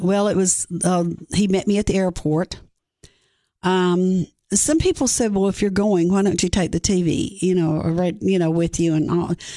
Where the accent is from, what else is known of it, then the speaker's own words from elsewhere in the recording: Greene County, Tennessee, United States; I grew up in Greene County, Tennessee. Um, there I was raised by my great-grandparents.